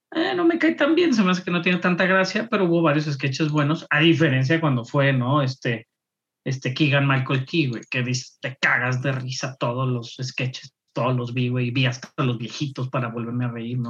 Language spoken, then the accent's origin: Spanish; Mexico; nosotros como latinos y como mexicanos